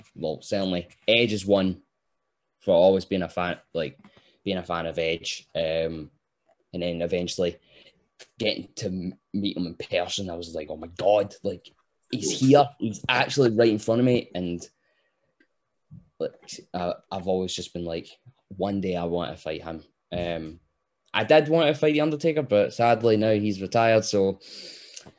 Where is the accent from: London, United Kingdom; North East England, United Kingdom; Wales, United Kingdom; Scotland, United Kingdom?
Scotland, United Kingdom; us being Scottish, we speak 100 miles an hour.